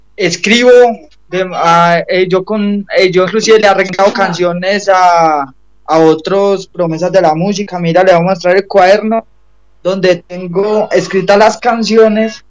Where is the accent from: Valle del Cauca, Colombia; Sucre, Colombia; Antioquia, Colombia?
Antioquia, Colombia; Medellín; yo soy de Medellín